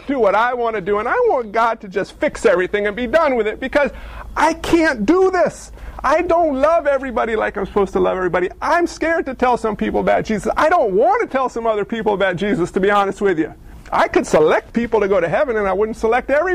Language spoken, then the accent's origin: English; United States; as American Christians